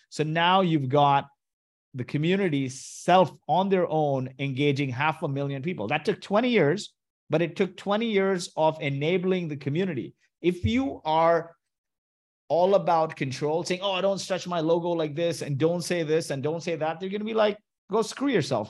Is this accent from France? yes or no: no; Kuwait; moved away; also born or lived in Mumbai, India; I was born in Kuwait to Indian parents